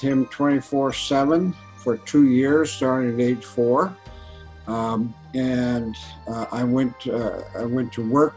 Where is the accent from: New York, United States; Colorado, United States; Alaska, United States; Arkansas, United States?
Alaska, United States; St. Paul; I was born and raised on St. Paul Island, part of the Pribilof Islands, in the middle of the Bering Sea